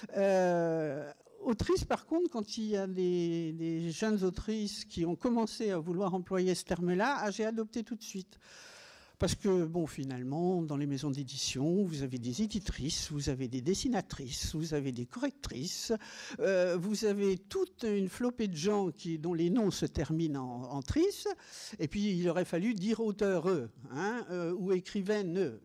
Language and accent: French; Meursault, Bourgogne-Franche-Comté, France; puisque je suis bourguignonne. Je revendique le fait que je suis née à Meursault, dans les grands vins blancs de Bourgogne